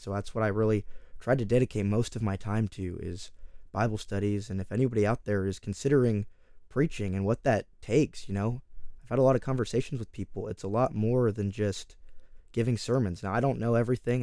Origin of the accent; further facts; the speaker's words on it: Oakdale, California, United States; also born or lived in Texas; I come from Oakdale, California. I'm currently out here in Texas, but I am from California.